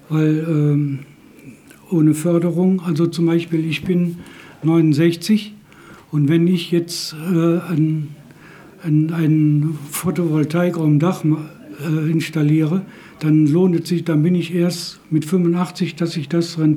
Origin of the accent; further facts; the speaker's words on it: Wermelskirchen, North Rhine-Westphalia, Germany; ich komme aus Wermelskirchen.